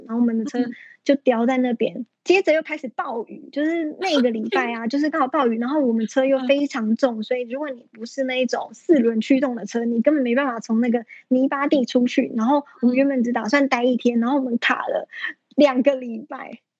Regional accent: Taiwan; also born or lived in Australia; 尤其开车，你要从台湾的左驾改成右驾，就是连开车的方向都不一样

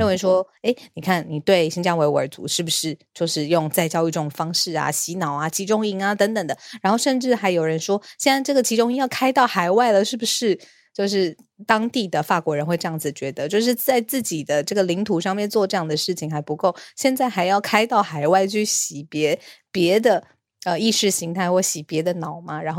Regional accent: Taiwan; 我们是台湾人

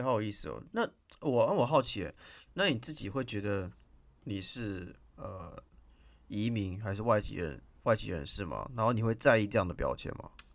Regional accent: Taiwan; 我们台湾人

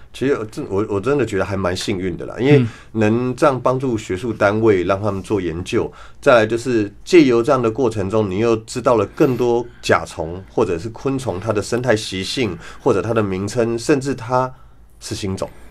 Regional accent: near Fuyang, Taipei, Taiwan; 小时候在富阳旁边长大

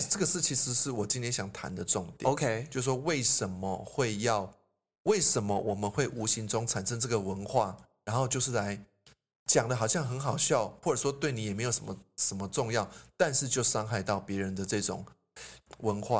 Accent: Taiwan; 我们台湾人

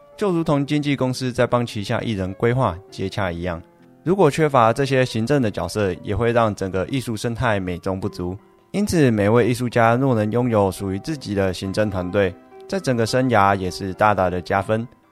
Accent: Yilan, Yilan County, Taiwan; 我来自宜兰，从小学习国乐，在乐团中担任过社长

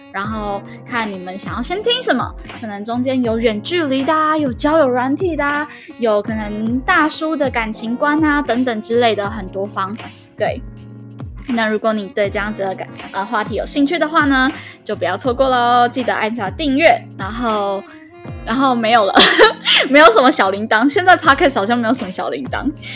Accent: southern Taiwan, Taiwan; moved away as an adult; also born or lived in Taoyuan; 我也从桃园搬回了南部的老家

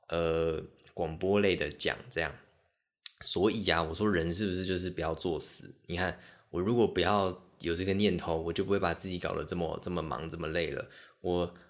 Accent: Liuqiu, Pingtung County, Taiwan; 我最早最早有印象跟狗狗接触，应该是我小时候在小琉球的时候。

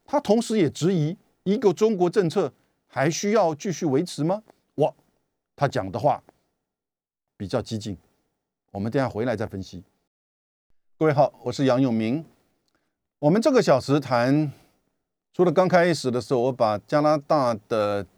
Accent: Taiwan; 我们台湾人自己怎么去看待这样子的一个美国把我们的安全问题变成一个区域跟国际的重大议题

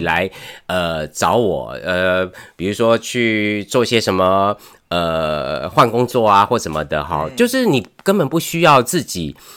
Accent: Taiwan; 对我们台湾人来说

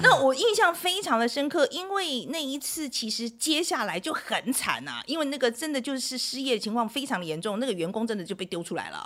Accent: Taiwan; 毕竟我是台湾人

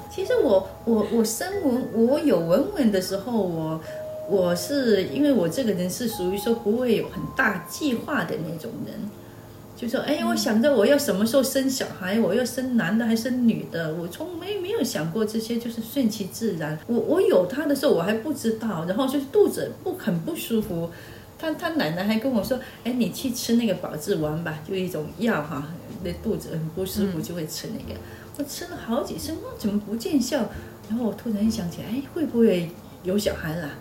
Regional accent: Shantou, Guangdong, China; 那当然是我家乡了，汕头市。那大概是比较休闲的一个城市

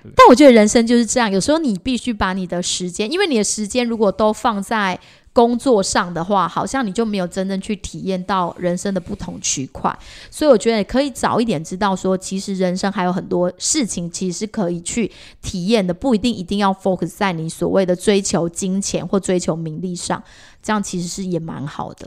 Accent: Taiwan; 因为我们原本就生在这个地方，而且我们本来就是属于比较偏传统信仰这种佛教

